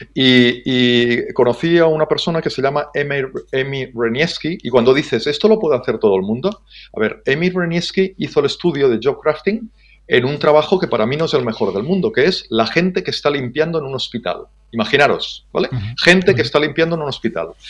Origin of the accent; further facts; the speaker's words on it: Ebro Delta, Catalonia, Spain; nací hace 51 años en, en, el Delta del Ebro